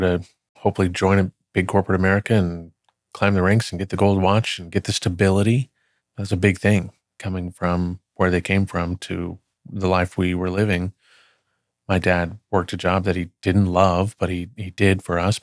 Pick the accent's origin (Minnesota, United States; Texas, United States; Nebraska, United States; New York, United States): Texas, United States; Plano; moved away as an adult; also born or lived in Dallas, Texas / Oklahoma / Wichita, Kansas; I grew up in Plano from third grade on